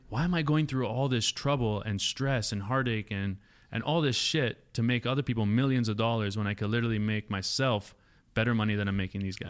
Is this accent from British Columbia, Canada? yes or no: no; Woodbridge, Ontario, Canada; moved away; it's called Woodbridge, Ontario